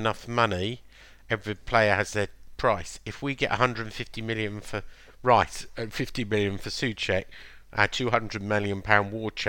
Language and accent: English; London, United Kingdom; ….